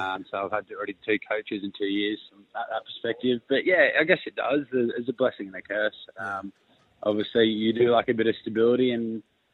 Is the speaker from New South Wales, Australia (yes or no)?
yes; Sydney, New South Wales, Australia; now in Canberra, Australia; I'm from Sydney